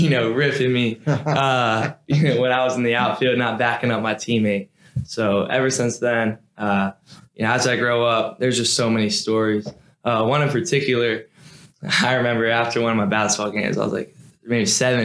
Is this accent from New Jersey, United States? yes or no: no; Fairhope, Alabama, United States; moved away as an adult; now in Durham, United States; everybody in my hometown knows me as a basketball player. So if you go down back home to Fairview